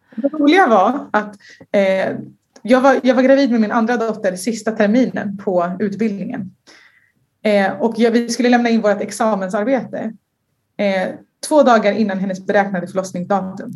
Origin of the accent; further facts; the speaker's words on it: Sweden; jag är en tjej från Sverige